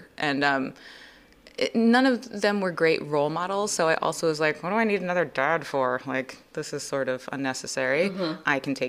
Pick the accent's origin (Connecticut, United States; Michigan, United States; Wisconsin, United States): Connecticut, United States; born or raised there